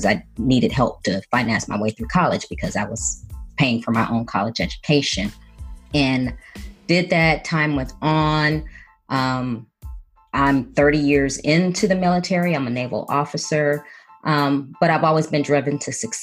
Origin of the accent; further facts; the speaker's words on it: Chicago, Illinois, United States; moved away as an adult; I was born and raised in Chicago, the youngest of four children